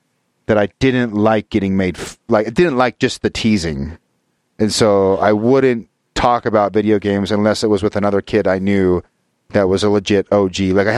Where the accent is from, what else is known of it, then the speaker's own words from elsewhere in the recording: Utah, United States; But I think partially I grew up in Utah and Utah County, which especially in the 80s and 90s was literally like 98% Mormon.